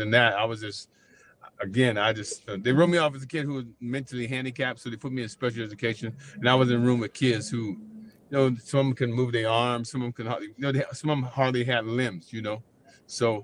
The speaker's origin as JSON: {"language": "English", "town": "Erie", "region": "Pennsylvania", "country": "United States", "tie": "born or raised there", "also_born_or_lived": "Boston", "moved": "as an adult", "lives_now": "California, United States", "said": "I was born and raised in Pennsylvania, not Philly by itself, but Erie, Pennsylvania is where I was born and raised."}